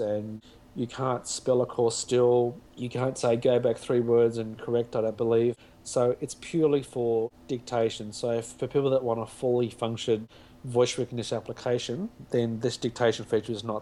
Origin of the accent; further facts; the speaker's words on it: Australia; accent: Australian; me with my Australian accent